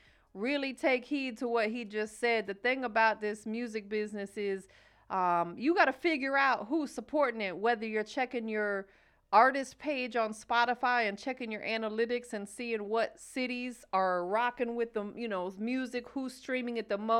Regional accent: Florida, United States; now in Georgia, United States; growing up in Florida and being in Georgia

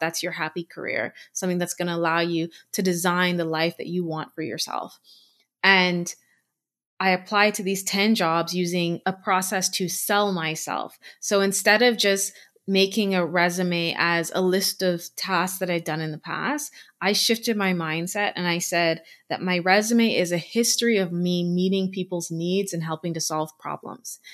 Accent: Bahamas; moved away as an adult; now in Canada; I'm from the Bahamas

